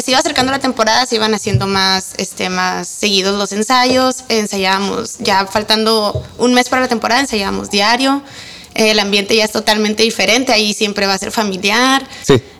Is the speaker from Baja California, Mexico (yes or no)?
yes; Ensenada, Baja California, Mexico; soy de Ensenada.